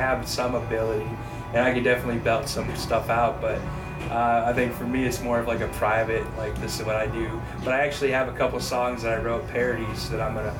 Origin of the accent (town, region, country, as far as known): Pennsylvania, United States; born or raised there; moved away